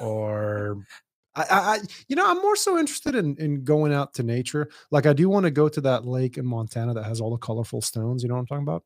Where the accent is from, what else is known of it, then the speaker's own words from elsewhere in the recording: Dubai, United Arab Emirates; moved away; I grew up in Dubai